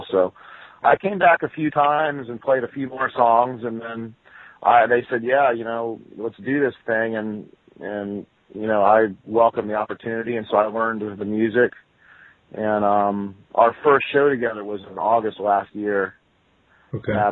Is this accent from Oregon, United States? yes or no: no; Florida, United States; born there; Of course, I was born in Florida, and I grew up as a kid listening to all the southern stuff